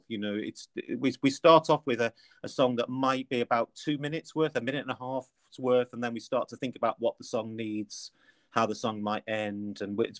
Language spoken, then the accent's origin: English; Liverpool, North West England, United Kingdom; accent: Liverpool; So my kind of Liverpool accent, I lived in Liverpool from an early age.